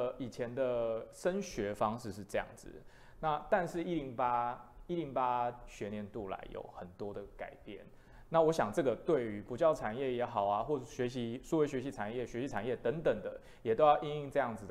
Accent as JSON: {"language": "Chinese", "region": "Pingtung County", "country": "Taiwan", "said": "因为我是屏东人，"}